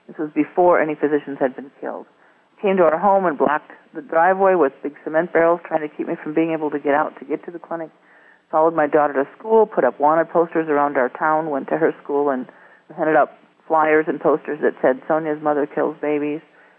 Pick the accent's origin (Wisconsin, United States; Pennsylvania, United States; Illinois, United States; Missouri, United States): Wisconsin, United States; shortly after I started a general practice in my hometown in northern Wisconsin